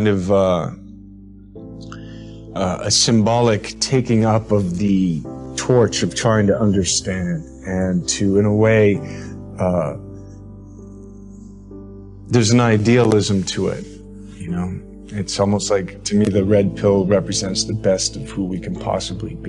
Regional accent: Toronto, Ontario, Canada; moved away as an adult; also born or lived in Los Angeles; I grew up in Canada and Toronto

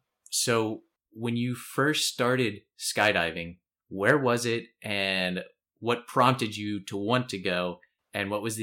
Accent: Harrisburg, Pennsylvania, United States; it's only 45 minutes from where I live. I'm from the Harrisburg area.

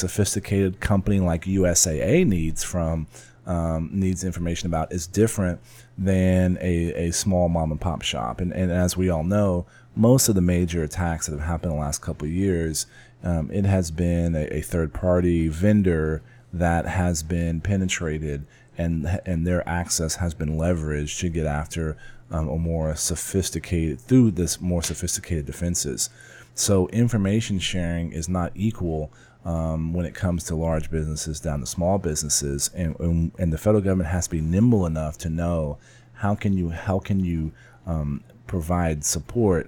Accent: San Antonio, Texas, United States; my hometown

